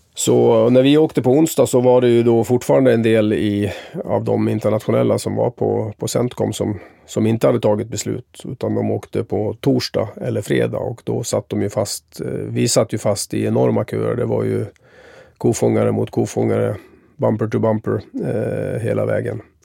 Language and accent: Swedish; Sweden; also born or lived in Tampa, United States; som svensk